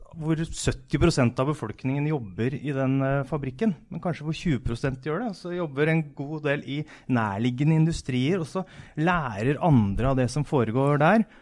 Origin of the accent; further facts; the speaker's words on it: Askim, Østfold, Norway; Jeg kommer fra Askim, som hadde en gummivarefabrikk fra 1920 til 1990 omtrent.